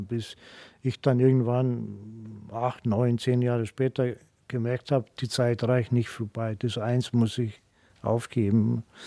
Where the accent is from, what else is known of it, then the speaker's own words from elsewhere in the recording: Greece; German is a second language; moved away as an adult; now in Munich, Germany; als Grieche